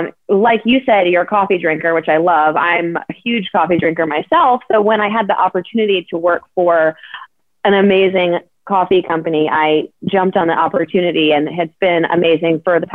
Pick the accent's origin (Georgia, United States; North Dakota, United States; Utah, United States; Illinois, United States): Georgia, United States; Atlanta; Well, so I grew up in Atlanta. My family's from New Jersey, so I've got a combination of North and South in my blood.